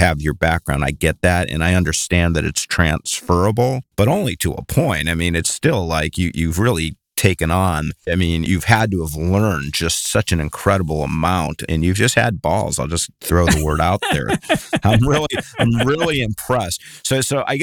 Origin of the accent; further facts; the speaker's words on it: Cleveland, Ohio, United States; moved away; also born or lived in Bay Area; I'm actually from Cleveland originally